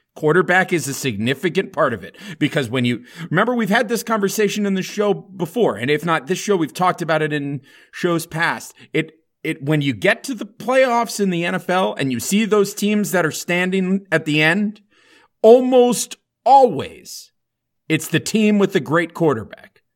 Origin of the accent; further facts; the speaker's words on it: South Florida, United States; Growing up in South Florida